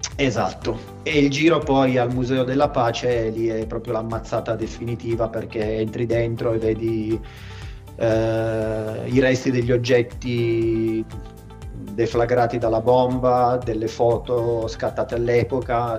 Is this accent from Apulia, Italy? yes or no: no; Turin, Piedmont, Italy; sono di Torino, nato e vivo a Torino